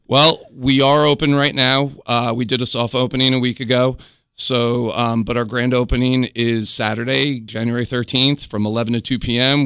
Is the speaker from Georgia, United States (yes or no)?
no; New York, United States; moved away as an adult; now in North Carolina, United States; I'm originally from New York